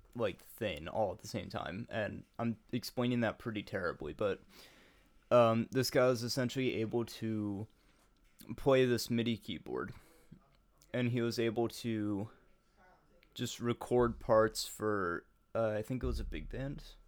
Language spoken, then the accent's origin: English; United States; I'm an American